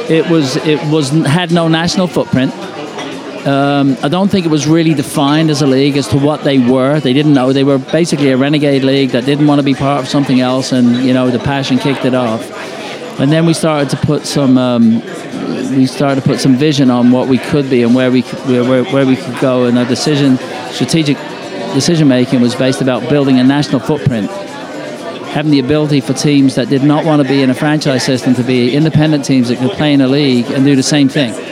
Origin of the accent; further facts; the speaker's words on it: Ireland; I come from the British Isles. I'm Irish, but I come from there.